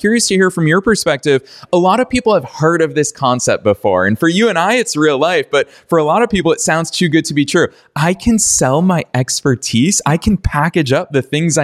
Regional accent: Massachusetts, United States; my home state of Massachusetts

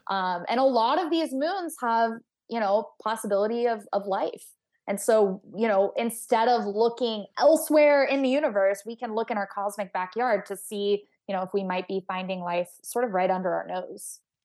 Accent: Texas, United States; I grew up in Texas

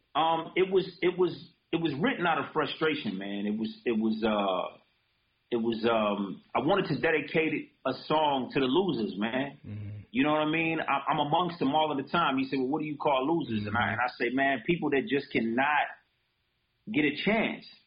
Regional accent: Detroit, Michigan, United States; also born or lived in Japan; I was a kid from Detroit that just wanted to express itself.

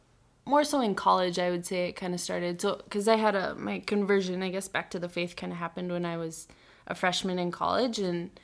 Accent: Yankton, South Dakota, United States; moved away as an adult; now in Sioux Falls, United States; So I grew up in Yankton, South Dakota. I'm 26 years old.

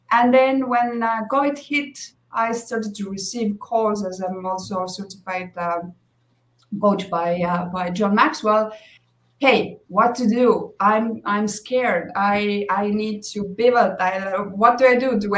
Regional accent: Estonia; now in Mexico; I'm originally from Estonia, uh, now living in Mexico.

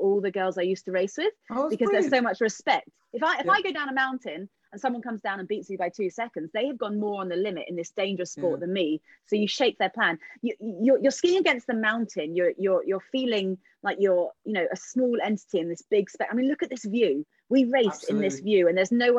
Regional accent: London, United Kingdom; I still live in London. I grew up in London

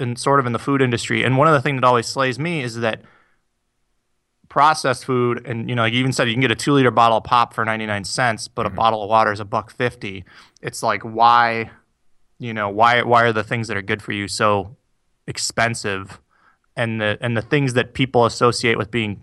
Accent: Iowa, United States; moved away; also born or lived in Two Rivers, Wisconsin / Minnesota; I grew up in Iowa. Well, I've lived in Two Rivers, and I lived in Two Rivers, Wisconsin. I lived in Iowa, and I had relatives who lived in Minnesota.

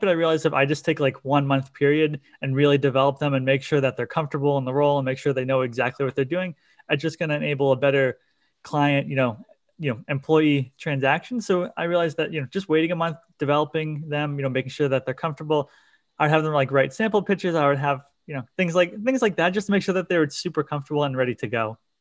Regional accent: Cape Cod, Massachusetts, United States; I'm from Cape Cod, Massachusetts

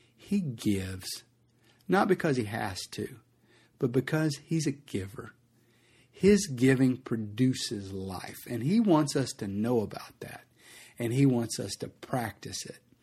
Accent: United States; as an American

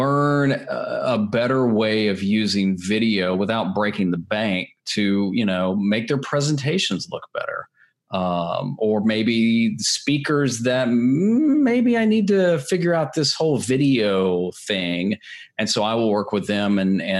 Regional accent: Nashville, Tennessee, United States; I'm originally from Nashville, Tennessee

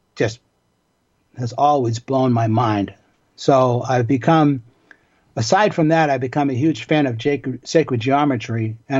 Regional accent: Boston, Massachusetts, United States; I grew up in Boston in the neighborhood of Dorchester

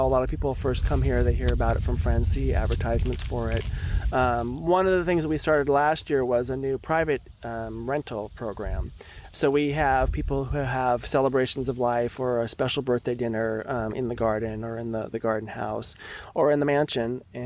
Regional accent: South Bay, Santa Cruz Mountains, California, United States; I grew up in the South Bay and then up in the Santa Cruz Mountains.

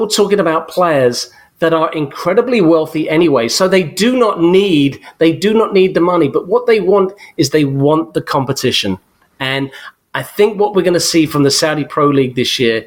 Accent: England, United Kingdom; I'm English

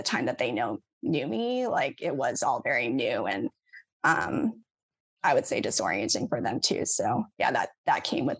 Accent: United States; me being Asian American

